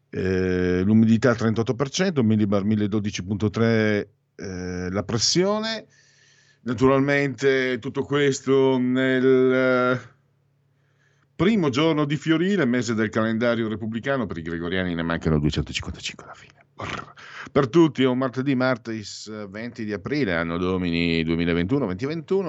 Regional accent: Friuli-Veneto area, Friuli-Venezia Giulia, Italy; accent: Friulian-Venetian; le monate come si dice in gergo friulveneto

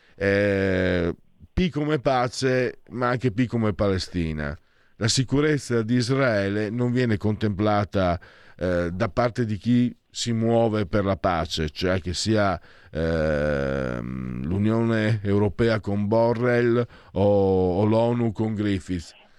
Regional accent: Pordenone, Friuli-Venezia Giulia, Italy; io sono nato a Pordenone dove è nato il punk in Italia

